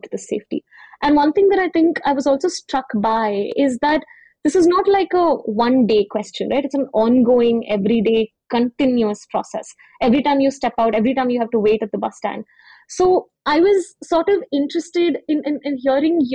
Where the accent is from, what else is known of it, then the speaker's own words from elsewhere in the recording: Hyderabad, Telangana, India; growing up in Hyderabad, I used to take the bus to school in high school